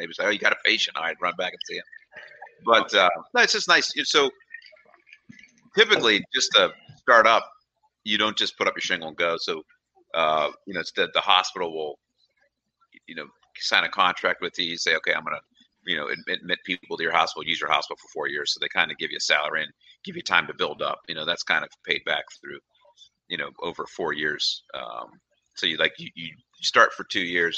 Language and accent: English; Struthers, Ohio, United States; also born or lived in Dayton, Ohio; grew up in Struthers, good old Struthers. Went to high school in Struthers